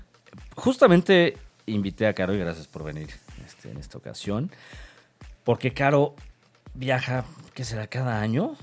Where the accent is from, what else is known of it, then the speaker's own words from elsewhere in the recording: Mexico; como buen mexicano que cruza fronteras